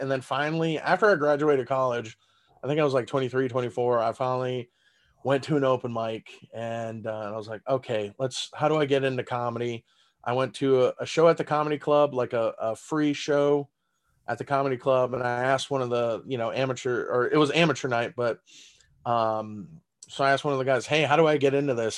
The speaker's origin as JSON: {"language": "English", "town": "San Antonio", "region": "Texas", "country": "United States", "tie": "born or raised there", "first_language": "German", "second_language": "English", "moved": "as an adult", "lives_now": "Las Vegas, United States", "said": "in San Antonio, my hometown"}